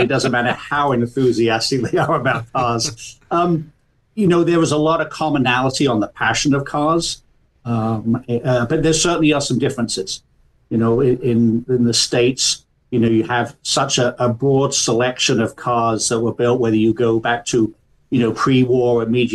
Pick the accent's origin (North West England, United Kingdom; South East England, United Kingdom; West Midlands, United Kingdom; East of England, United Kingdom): South East England, United Kingdom; moved away as an adult; I grew up in Southeast England